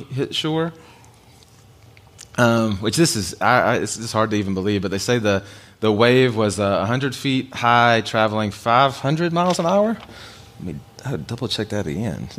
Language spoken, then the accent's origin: English; United States; as an American guy